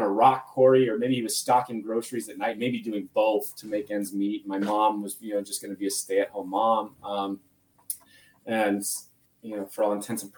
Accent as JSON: {"language": "English", "town": "Phoenix", "region": "Arizona", "country": "United States", "tie": "born or raised there", "said": "I grew up in Phoenix, Arizona"}